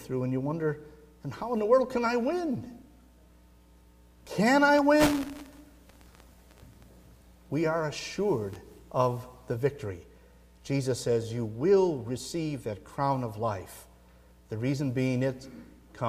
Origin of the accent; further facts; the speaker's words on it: Midwest, United States; moved away; I grew up in the Midwest